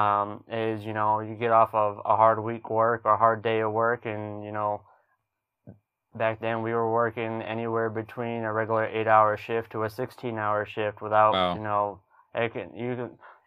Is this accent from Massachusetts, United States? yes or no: yes; south of Boston, Massachusetts, United States; moved away as an adult; also born or lived in Alaska; I'm a city boy. I'm from Massachusetts. I'm from south of Boston